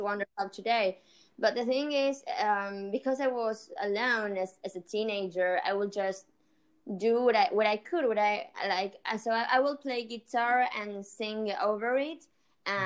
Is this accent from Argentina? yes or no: yes; Argentina; also born or lived in Colombia; I'm from Argentina, but I, I we moved with my family to Colombia for three years.